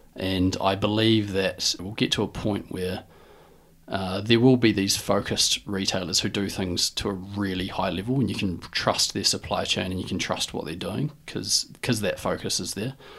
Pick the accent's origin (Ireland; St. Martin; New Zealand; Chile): New Zealand; Dunedin, Otago; I'm from Dunedin and, you know, lived, grew up as any normal kid